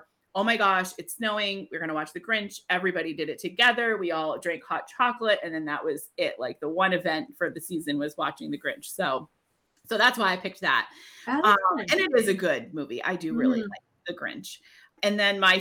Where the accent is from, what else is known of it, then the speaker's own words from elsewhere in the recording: New Hampshire, United States; I grew up in New Hampshire.